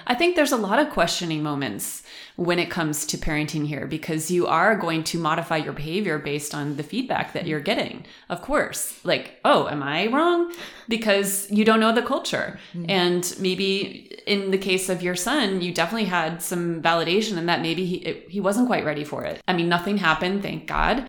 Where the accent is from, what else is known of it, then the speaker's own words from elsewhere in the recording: Western New York, United States; moved away as an adult; now in Germany; I am from Western New York